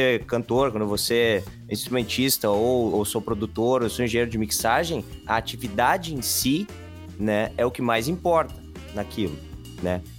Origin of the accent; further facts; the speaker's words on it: interior of Rio Grande do Sul, Brazil; aqui no Rio Grande do Sul, ali no interior de onde eu nasci, lá na campanha